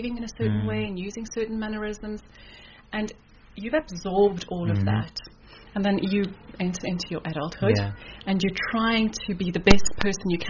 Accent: South Africa; moved away as an adult; also born or lived in Kuala Lumpur, Malaysia / Singapore; I'm originally from South Africa. Grew up in South Africa from Italian parents. Did all my schooling in South Africa.

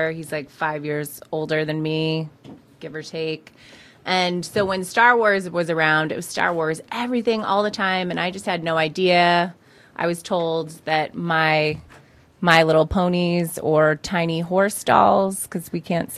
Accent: Auburn, Massachusetts, United States; moved away as an adult; also born or lived in Texas; now in United Kingdom; originally I'm from Massachusetts, mm-hmm. a town called Auburn

